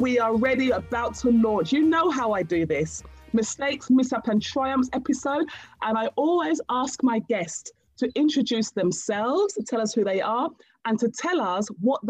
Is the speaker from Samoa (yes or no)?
no; Nigeria; And I'm Nigerian by birth.